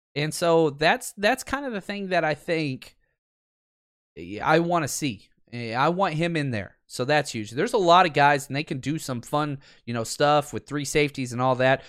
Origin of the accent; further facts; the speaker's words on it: Dallas, Texas, United States; born and raised in Dallas